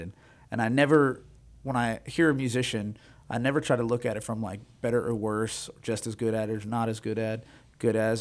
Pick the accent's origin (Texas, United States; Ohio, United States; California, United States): Texas, United States; I was raised in Texas, was raised around country music my entire life